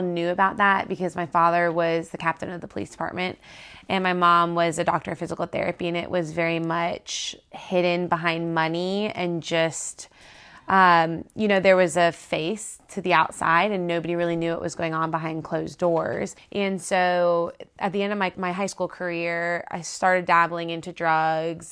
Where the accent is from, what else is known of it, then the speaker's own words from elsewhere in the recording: South Florida, United States; now in Auburn, United States; I grew up in South Florida in just crazy party town.